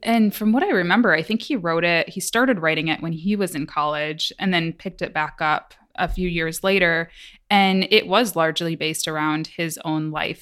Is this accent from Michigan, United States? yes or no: yes; Michigan, United States; moved away; I'm from Michigan. I had never traveled really outside of Michigan at that point in my life.